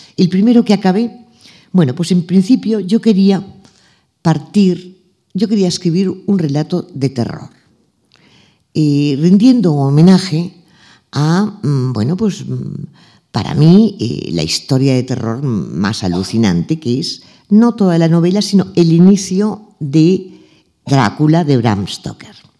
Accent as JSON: {"language": "Spanish", "town": "Arenys de Mar", "region": "Catalonia", "country": "Spain", "tie": "born or raised there", "said": "Arenys de Mar, que es donde yo nací, nos llevaban las monjas de mi colegio"}